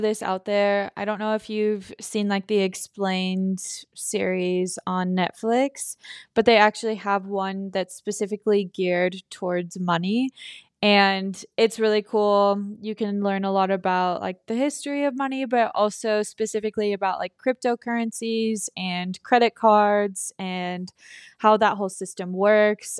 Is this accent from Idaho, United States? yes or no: yes; Filer, Idaho, United States; we're from Filer, Idaho, and it's a really small town. When we were growing up, it was probably eighteen hundred people.